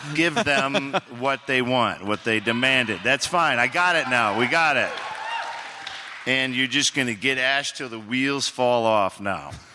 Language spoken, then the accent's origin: English; Oregon, United States; I'm from Oregon